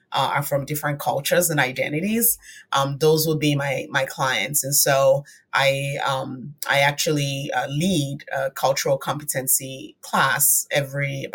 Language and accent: English; Nigeria; moved away as an adult; now in United States; I was born and raised in Nigeria, spent 20 years of my life there